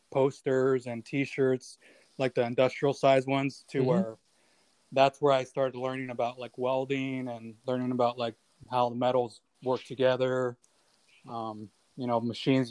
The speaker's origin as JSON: {"language": "English", "area": "Orange County", "region": "Southern California", "country": "United States", "said": "I'm from California, Southern California, Orange County."}